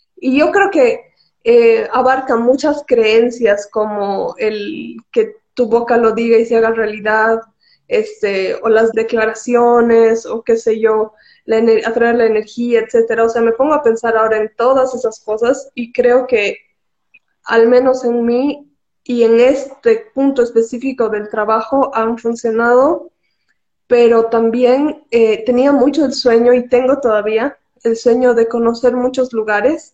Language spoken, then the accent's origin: Spanish; Cochabamba, Bolivia; also born or lived in La Paz; he nacido en La Paz, hemos nacido en La Paz por el trabajo de mi papá, pero toda nuestra vida viviendo en Cocha, así que creo que soy más cochabambina que cualquier cosa